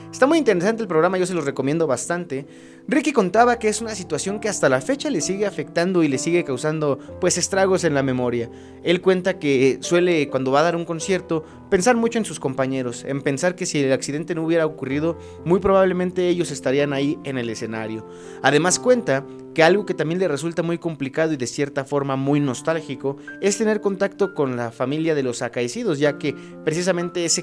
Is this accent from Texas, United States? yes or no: yes; McAllen, Texas, United States; toco el bajo eléctrico y soy de McAllen, Texas.